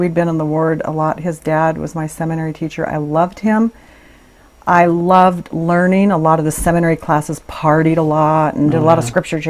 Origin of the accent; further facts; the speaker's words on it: Meridian, Idaho, United States; I was born in Meridian, Idaho.